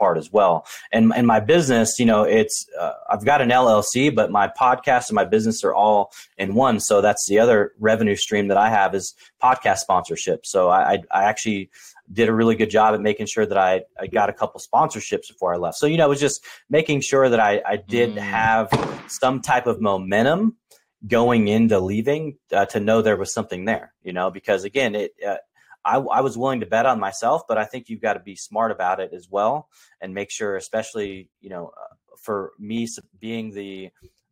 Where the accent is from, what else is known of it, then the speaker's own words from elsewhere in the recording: Portland, Oregon, United States; I was born and raised in Portland, Oregon